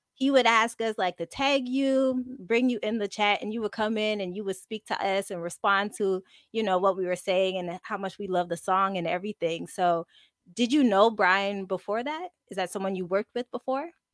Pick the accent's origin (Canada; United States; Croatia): Canada; Montreal, Quebec; I'm from I'm from Montreal.